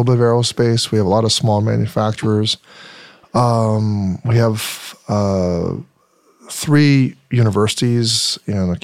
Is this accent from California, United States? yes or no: yes; Riverside, California, United States; I grew up in Riverside